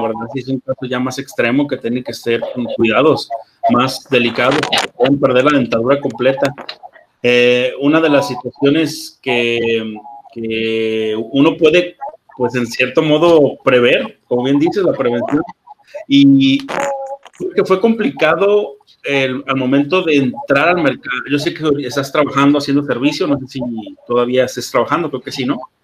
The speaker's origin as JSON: {"language": "Spanish", "country": "Mexico"}